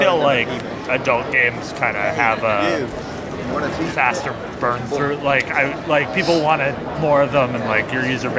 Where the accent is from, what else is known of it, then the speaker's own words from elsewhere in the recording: Vancouver, British Columbia, Canada; I'm from Vancouver, Canada.